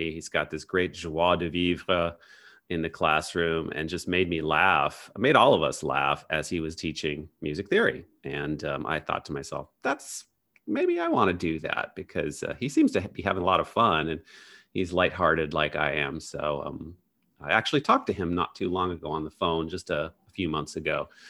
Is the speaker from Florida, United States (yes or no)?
no; DeKalb, Illinois, United States; So I grew up in Northern Illinois, DeKalb, Illinois, and my dad was a math professor at Northern Illinois University